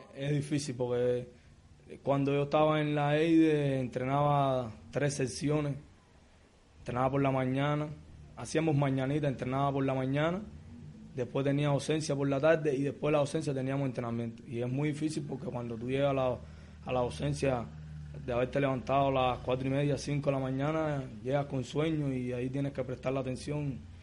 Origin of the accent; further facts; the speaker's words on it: Havana, Cuba; natural de La Habana, vivo en el municipio de Arroyo, en La Guinera